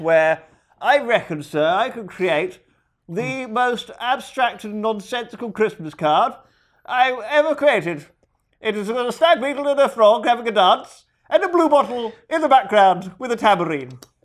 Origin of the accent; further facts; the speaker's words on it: United Kingdom; We're British